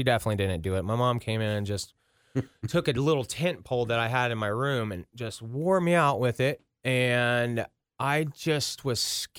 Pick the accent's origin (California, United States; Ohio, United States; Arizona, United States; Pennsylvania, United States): Ohio, United States; Ross; also born or lived in Princeton, Ohio; I grew up in Ross, Ohio.